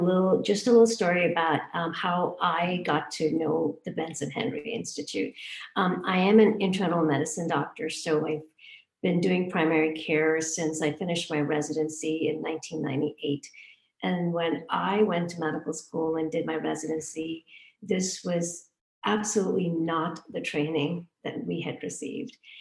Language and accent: English; Hong Kong; moved away; also born or lived in India; I was born in India. I grew up in Hong Kong